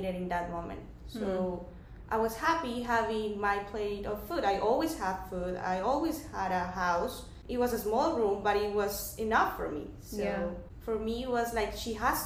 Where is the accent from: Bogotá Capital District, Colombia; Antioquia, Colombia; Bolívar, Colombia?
Bogotá Capital District, Colombia; Bogotá; English is a second language; moved away as an adult; now in United States; I am from Bogota. Bogota is the capital of Colombia.